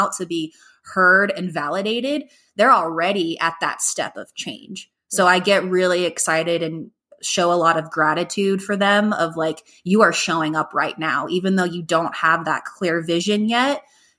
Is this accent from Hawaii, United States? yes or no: yes; Hawaii, United States; born there; So as I mentioned earlier, I was born in Hawaii, and that's always been a childhood dream to live there.